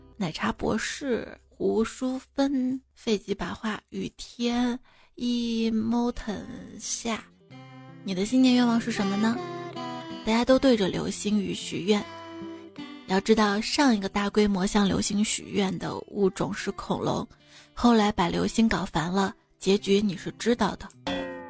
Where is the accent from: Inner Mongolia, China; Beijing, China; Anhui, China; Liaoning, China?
Anhui, China; 瞧不起我们安徽人